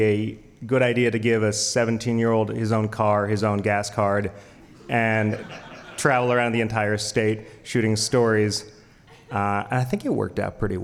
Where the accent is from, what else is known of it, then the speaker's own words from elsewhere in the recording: Idaho, United States; moved away as an adult; also born or lived in Chicago / Austin, Texas / Los Angeles; I was away from Idaho for a long time, with every intention of always coming back home